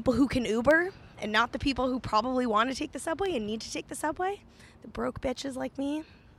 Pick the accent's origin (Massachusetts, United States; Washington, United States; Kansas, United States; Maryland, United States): Massachusetts, United States; Sharon; I'm from Sharon, Massachusetts, originally.